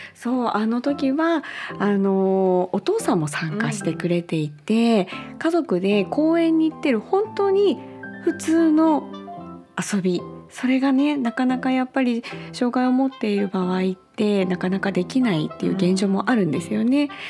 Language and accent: Japanese; Sapporo, Hokkaido, Japan; now in Oita, Japan; 私は札幌市出身で今大分在住